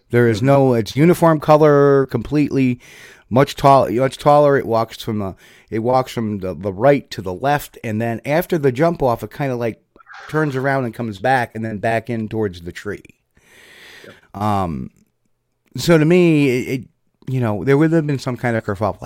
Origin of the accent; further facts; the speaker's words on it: New Jersey, United States; I'm from New Jersey, so I understand his language